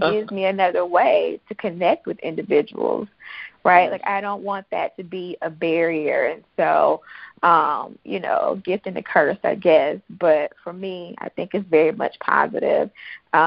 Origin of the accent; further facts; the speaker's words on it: Jackson, Mississippi, United States; I was born and raised in Jackson, Mississippi, along with three brothers